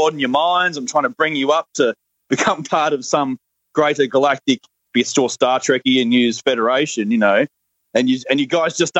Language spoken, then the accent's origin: English; Australia; accent: Australian; my Australian accent